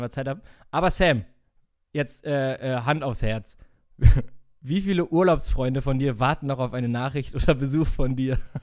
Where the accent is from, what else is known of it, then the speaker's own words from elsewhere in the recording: North Rhine-Westphalia, Germany; wir kommen auch aus NRW